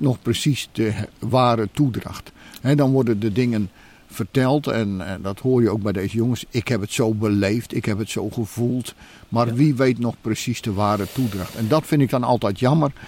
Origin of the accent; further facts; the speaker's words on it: Netherlands; wij als Nederlanders